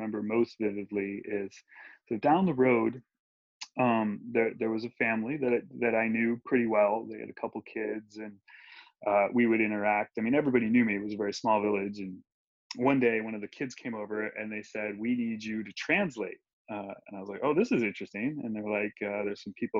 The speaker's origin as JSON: {"language": "English", "region": "Ohio", "country": "United States", "tie": "born or raised there", "moved": "as an adult", "lives_now": "Guatemala", "said": "someone who grew up right where I did"}